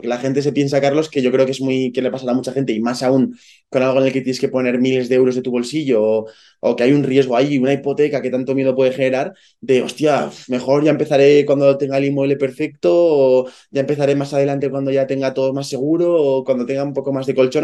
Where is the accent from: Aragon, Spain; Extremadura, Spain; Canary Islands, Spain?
Aragon, Spain; Zaragoza; yo soy de Zaragoza